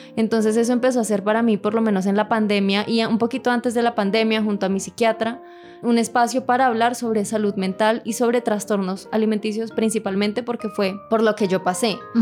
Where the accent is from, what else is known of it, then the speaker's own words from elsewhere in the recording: Bogotá, Colombia; accent: rola; Soy de Bogotá y toda la vida he crecido en Bogotá